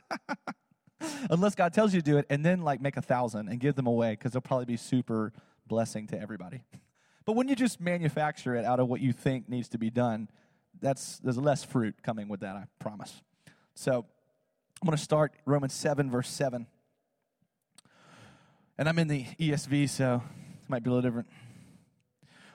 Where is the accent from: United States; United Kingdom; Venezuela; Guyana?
United States; South Georgia; I live in Georgia. I'm from South Georgia